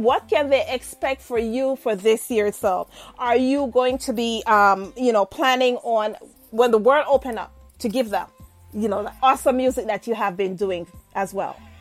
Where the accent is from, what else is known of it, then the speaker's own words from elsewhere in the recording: Jamaica; I'm Jamaican.